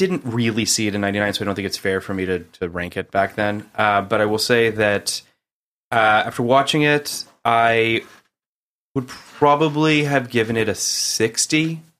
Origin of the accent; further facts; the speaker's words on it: Canada; I'm Canadian, Kenny.